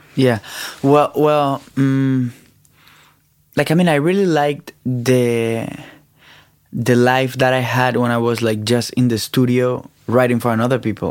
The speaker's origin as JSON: {"language": "English", "country": "Colombia", "said": "I'm from Colombia."}